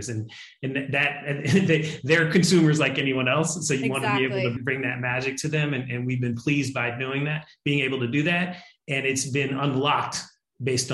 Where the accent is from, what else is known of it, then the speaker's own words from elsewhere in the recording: Philadelphia, Pennsylvania, United States; I'm from Philadelphia